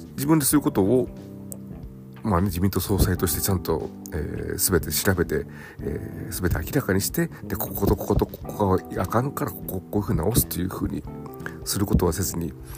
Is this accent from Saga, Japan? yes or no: no; Nagoya, Aichi, Japan; 地元名古屋